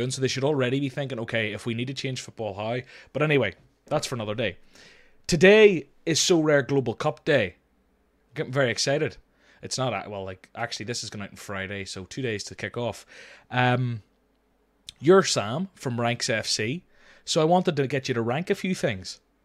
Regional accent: Northern Ireland, United Kingdom; accent: Northern Irish; normally they hear my accent and they, I get the Jamie Dornan things

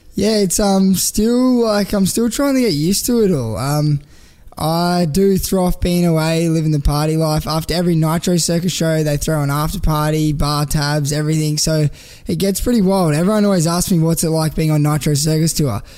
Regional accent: Canberra, Australian Capital Territory, Australia; moved away as an adult; now in Gold Coast, Australia; I grew up in Canberra

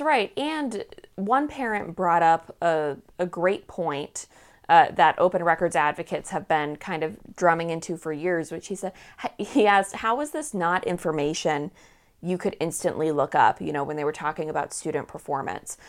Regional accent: Manchester, New Hampshire, United States; growing up in Manchester, New Hampshire

